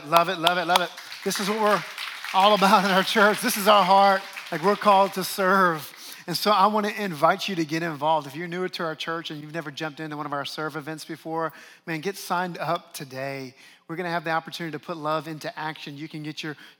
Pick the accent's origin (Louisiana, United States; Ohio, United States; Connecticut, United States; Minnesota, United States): Louisiana, United States; New Orleans; moved away; my hometown of New Orleans